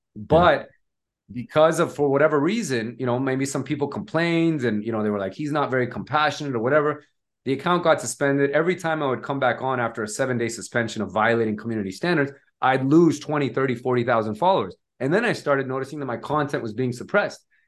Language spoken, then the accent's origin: English; Nevada, United States; moved away as an adult; now in Bay Area, United States; started off in Nevada, which is my home state wh-, where I'm from